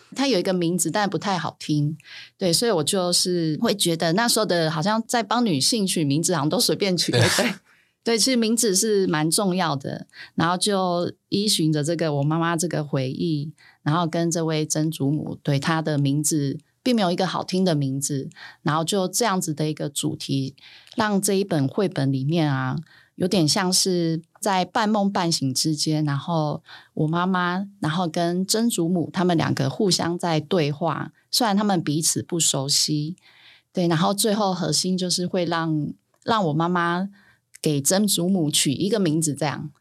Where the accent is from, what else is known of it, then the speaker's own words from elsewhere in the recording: Sanchong, New Taipei, Taiwan; 我就是在三重出生长大